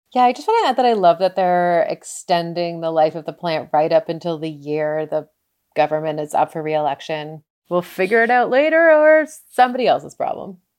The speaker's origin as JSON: {"language": "English", "town": "Ajax", "region": "Ontario", "country": "Canada", "tie": "born or raised there", "said": "I grew up in Ajax, so close to the Pickering plant"}